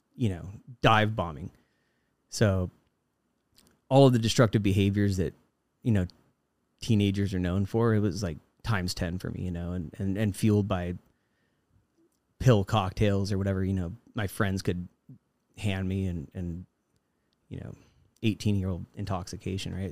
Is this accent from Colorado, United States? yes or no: yes; Fort Collins, Colorado, United States; moved away as an adult; I've now returned to my hometown, uh, Fort Collins, Colorado